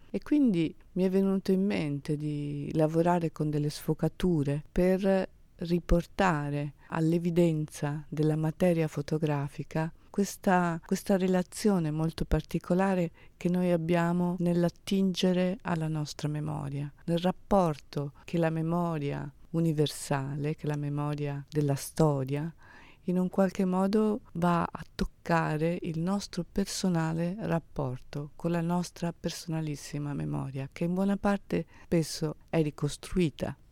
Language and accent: Italian; Venice, Veneto, Italy; Io sono una veneziana, prodata, quindi a Brescia, da un luogo in cui la bellezza è di casa.